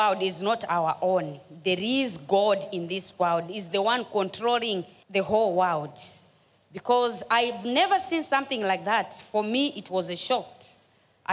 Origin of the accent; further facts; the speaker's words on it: Zambia; now in Cape Town, South Africa; I'm from Zambia, living in South Africa, Cape Town